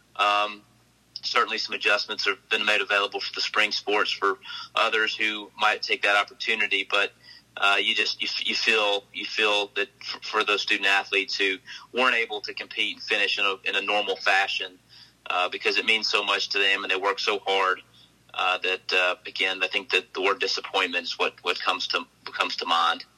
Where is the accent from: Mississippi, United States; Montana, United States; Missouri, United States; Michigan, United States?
Mississippi, United States; Oxford; to grow up in Oxford and watch, uh, you know, basketball and, and football and baseball games